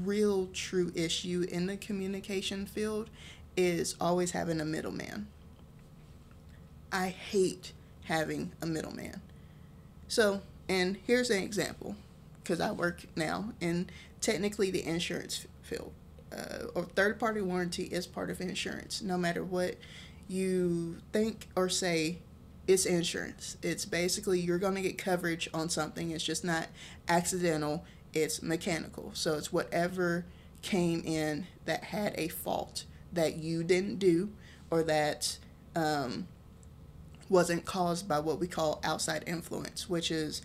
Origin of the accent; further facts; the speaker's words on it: Texas, United States; I'm from Texas